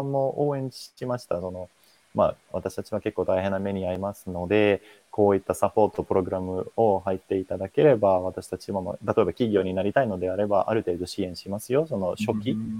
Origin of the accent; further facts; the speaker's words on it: Finland; Japanese is a second language; moved away as an adult; now in Japan; 私、フィンランド人